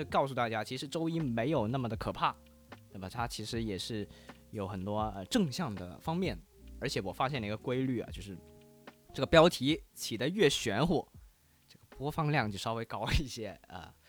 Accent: Guangdong, China; 这可能我们广东人用的比较多一点的这个礼拜一

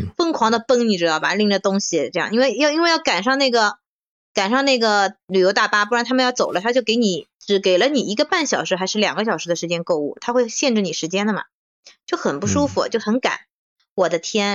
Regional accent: Shanghai, China; 作为一个上海人，这是很不应该的

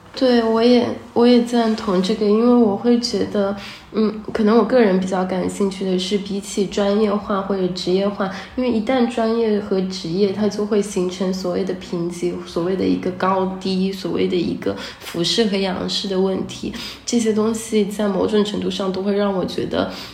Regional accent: Hangzhou, Zhejiang, China; moved away; 我小时候在杭州，然后 很早之前就，嗯，离开杭州了，去上学啊什么的。然后我也是二零，二零年，年底才回来这里的

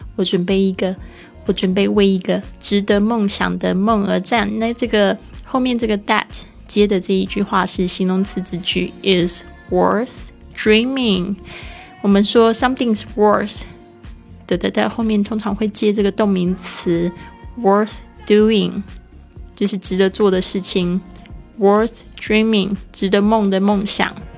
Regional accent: Taiwan; accent: Taiwanese Mandarin; 我的台湾国语出来

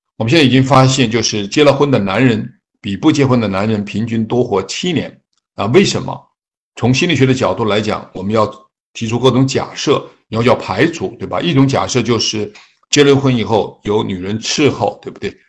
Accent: China; 比如说我们中国人 孝道、天伦之乐，一定是我们美好生活特别重要的元素

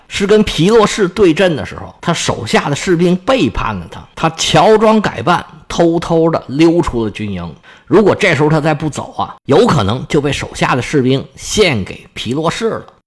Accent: Northeast China, China; accent: Northeastern (Dongbei) dialect; 用我们东北话来讲

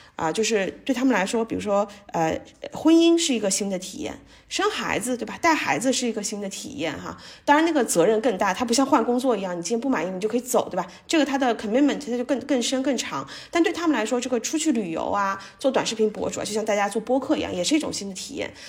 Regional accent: China; 一直受中国教育长大的这个学生

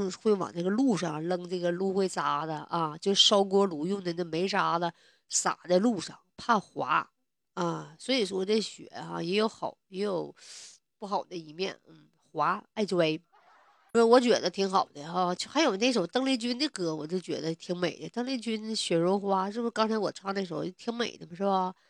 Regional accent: Northeast China, China; 就是我们东北这边一般来讲就是肾比好，因为总吃黄豆嘛，头发好。所以说，我认为哈，这首歌真的代表着东北的特色啊，也代表我们北方人啊，对不对？

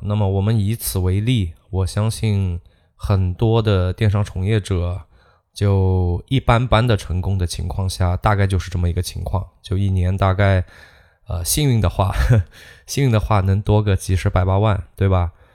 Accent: China; 我们中国人

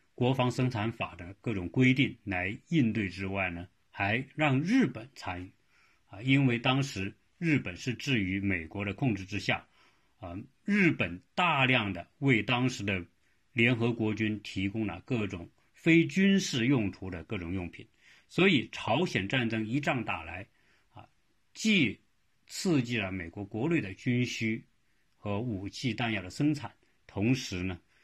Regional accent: China; now in United States; 我们中国人

